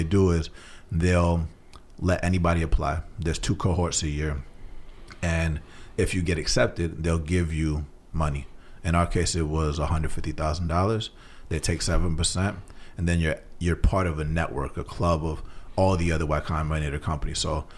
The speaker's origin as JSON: {"language": "English", "town": "Atlanta", "region": "Georgia", "country": "United States", "tie": "born or raised there", "said": "So I grew up in Atlanta, Georgia."}